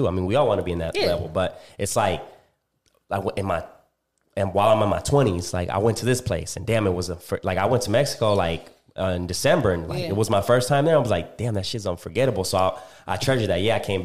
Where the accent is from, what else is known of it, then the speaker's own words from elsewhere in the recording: Puerto Rico; moved away; I was born in Puerto Rico